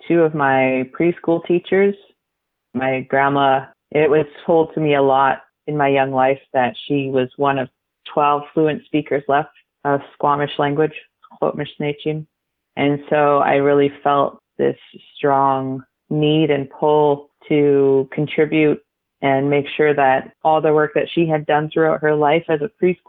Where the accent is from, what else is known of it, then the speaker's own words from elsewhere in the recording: Capilano Reserve, between North and West Vancouver, British Columbia, Canada; now in Brentwood Bay, Canada; I grew up on Kumalchitin, Okhomeuch, known in English as Capilano Reserve, which is basically right on the border between North and West Vancouver